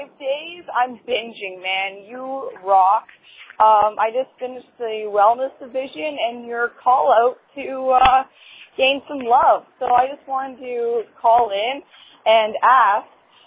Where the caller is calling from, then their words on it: Canada; I'm calling from Canada, the Great White North.